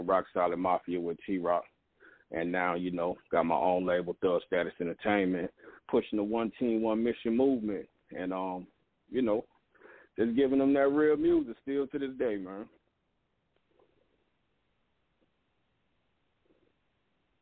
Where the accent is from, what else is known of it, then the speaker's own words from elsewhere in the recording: Augusta, Georgia, United States; I'm from Augusta, Georgia